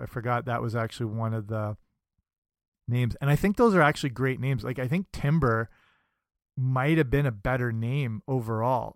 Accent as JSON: {"language": "English", "country": "Canada", "said": "I'm Canadian"}